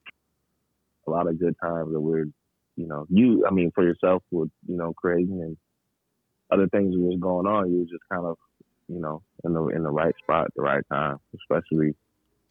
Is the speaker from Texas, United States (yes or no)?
no; Portland, Oregon, United States; also born or lived in Georgia; Portland raised, definitely. Like, this is home for sure